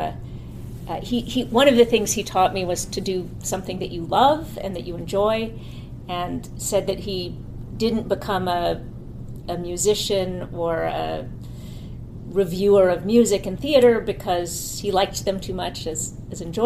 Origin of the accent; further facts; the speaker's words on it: Palo Alto, California, United States; moved away as an adult; also born or lived in New York City, New York; now in upstate New York, United States; from 8 to 17, I grew up in Palo Alto